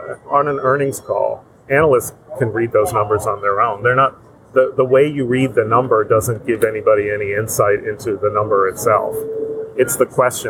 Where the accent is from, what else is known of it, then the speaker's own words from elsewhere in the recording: Pittsburgh, Pennsylvania, United States; I grew up in Pittsburgh